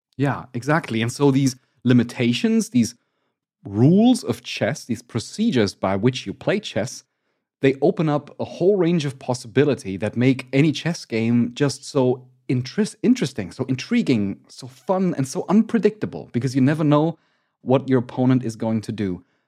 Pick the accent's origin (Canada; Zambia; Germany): Germany; I'm from Germany